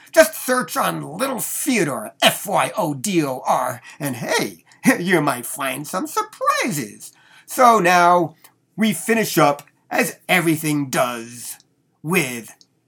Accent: Denver, Colorado, United States; from Denver, Colorado

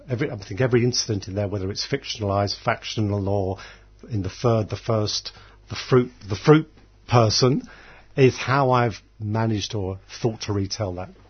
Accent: Dublin, Leinster, Ireland; I was born in Dublin.

